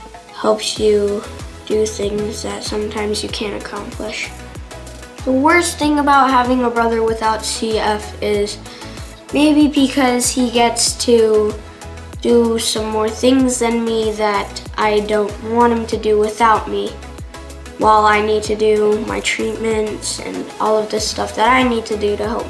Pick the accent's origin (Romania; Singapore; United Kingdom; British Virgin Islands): British Virgin Islands; Growing up in the Virgin Islands was good. We lived there for 8 years and we took trips to this island close to us called Anagata